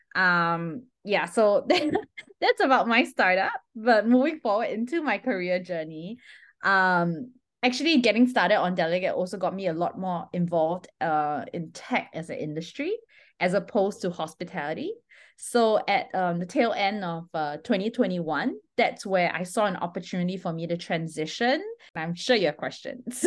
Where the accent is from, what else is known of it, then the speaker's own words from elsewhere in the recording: Singapore; I'm Singaporean by nationality